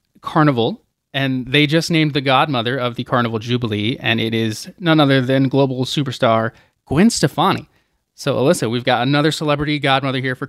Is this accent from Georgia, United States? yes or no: yes; Atlanta, Georgia, United States; Represent Atlanta, my hometown